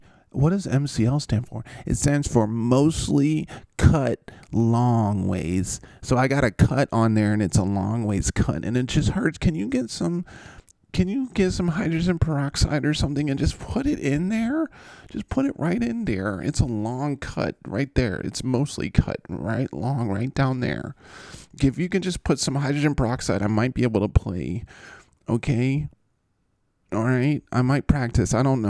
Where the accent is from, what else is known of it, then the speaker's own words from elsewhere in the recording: the South, United States; And I'm like, because this is just how I sound. I'm from the South.